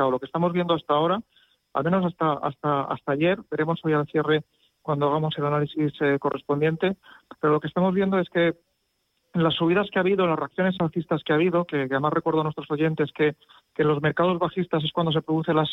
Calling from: Madrid, Community of Madrid, Spain; Hola, buenos días. … de Madrid

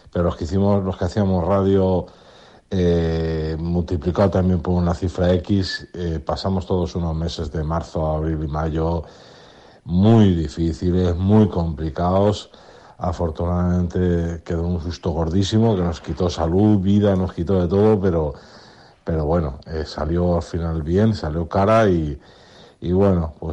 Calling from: Burjassot, Valencian Community, Spain; Buenas noches templarios … de Burchasot.

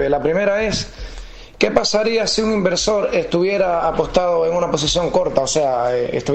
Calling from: Madrid, Community of Madrid, Spain; Muy buenas tardes, Fernando. Soy … de Madrid.

